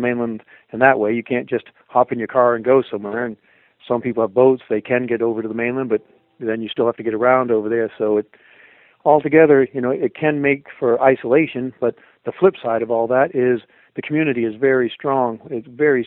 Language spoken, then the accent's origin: English; Maine, United States; also born or lived in Denver; I grew up here in Maine and then took off